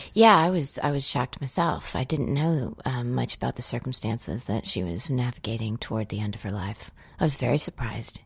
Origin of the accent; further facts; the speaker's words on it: United States; I'm an American. I was an American tourist